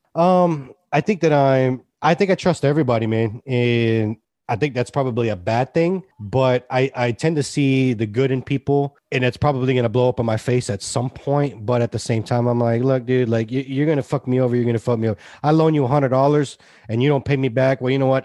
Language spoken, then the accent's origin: English; Hilton Head, South Carolina, United States; also born or lived in Austin; I grew up here.